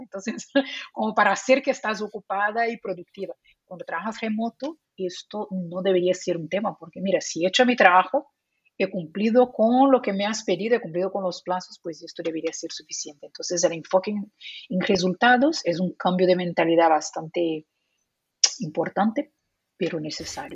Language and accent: Spanish; Brazil; first language Portuguese; Spanish is a second language; moved away; also born or lived in Spain; Yo soy de Brasil, nací en Brasil, entonces mi idioma, eh, idioma nativo es portugués